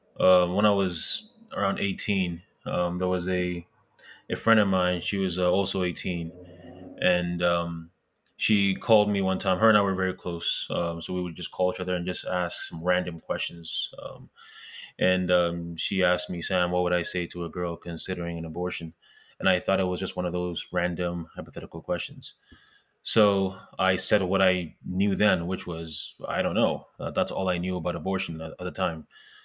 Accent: Montreal, Quebec, Canada; also born or lived in Ghana; I was born in Ghana. I was in West Africa. I moved to Canada when I was 10 years old, originally in Montreal.

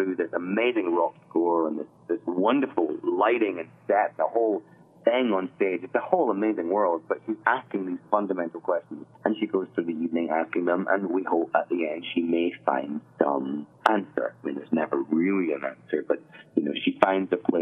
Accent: Scotland, United Kingdom; moved away; I'm Scottish

